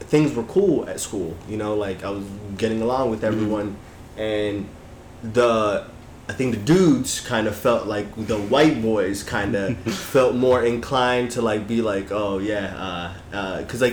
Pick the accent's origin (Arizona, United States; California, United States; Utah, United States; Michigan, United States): Utah, United States; growing up in Utah